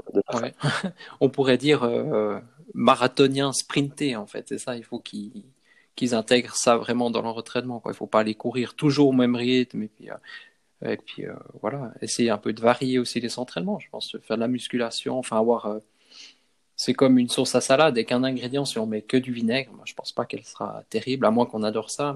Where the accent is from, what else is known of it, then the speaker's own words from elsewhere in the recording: Switzerland; par chez nous en Suisse